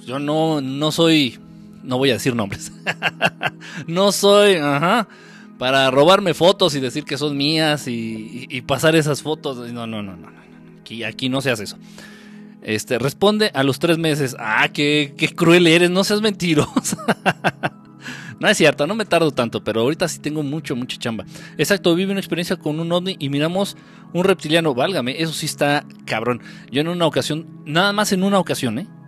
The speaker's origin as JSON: {"language": "Spanish", "region": "Mexico City", "country": "Mexico", "said": "De aquí, de la Ciudad de México, de México"}